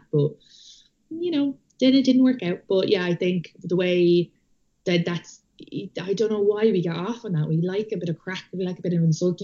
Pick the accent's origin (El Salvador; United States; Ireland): Ireland; moved away as an adult; I am Irish